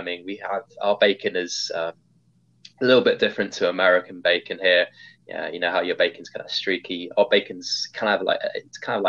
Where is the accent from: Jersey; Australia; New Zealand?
Jersey; accent: southern English; moved away as an adult; also born or lived in Epsom / West Sussex / Bath / Southampton; now in Phoenix, United States; Lived in a little island just off the coast of France, of Normandy, France, so British island called Jersey, the Channel Islands there. I lived there for about 15 years. Pretty much grew up there.